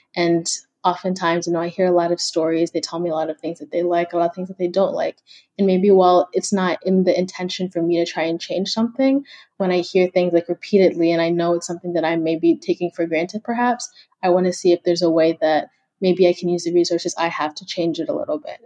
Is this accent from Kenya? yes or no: yes; Kenya; now in United States; I'm from Kenya, so I have a lot of family back home